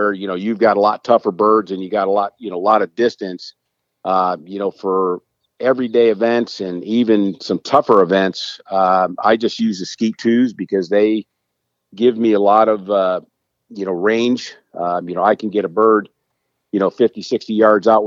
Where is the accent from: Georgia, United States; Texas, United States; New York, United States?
Texas, United States; Corpus Christi; I'm from Corpus Christi, Texas